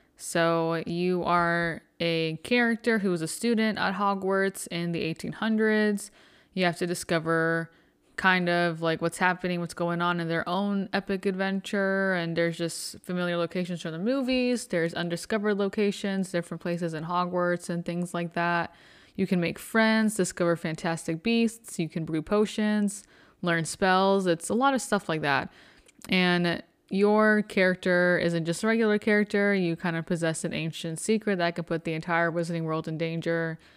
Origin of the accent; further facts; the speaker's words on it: Arizona, United States; I'm from Arizona